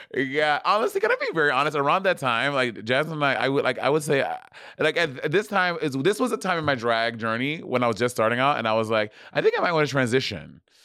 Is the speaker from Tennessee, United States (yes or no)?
no; New York, United States; I'm African. I'm from New York.